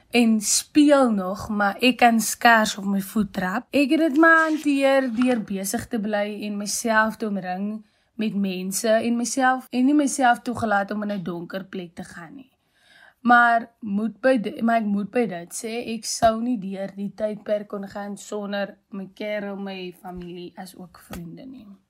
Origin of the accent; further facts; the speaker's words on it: Malmesbury, Western Cape, South Africa; moved away as an adult; now in Free State, South Africa; Gebore en opgegroei in Mamasbury die Weskaap